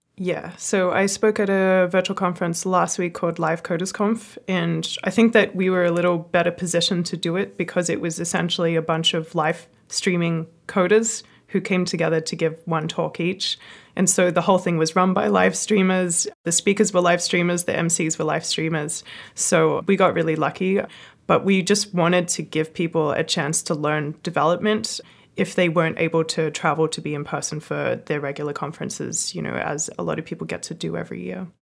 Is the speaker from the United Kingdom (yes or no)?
no; Australia; I'm Australian